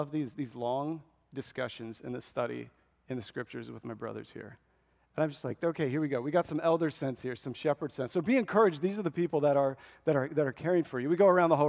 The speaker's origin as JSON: {"language": "English", "region": "Nebraska", "country": "United States", "tie": "born or raised there", "said": "I was born and raised in Nebraska"}